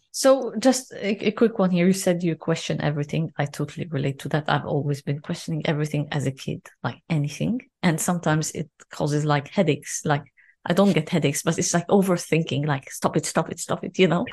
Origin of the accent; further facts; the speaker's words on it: Lebanon; I'm, I'm from Lebanon